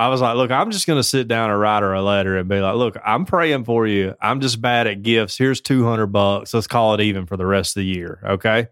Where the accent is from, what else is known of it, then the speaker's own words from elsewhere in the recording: the South, United States; I'm from the South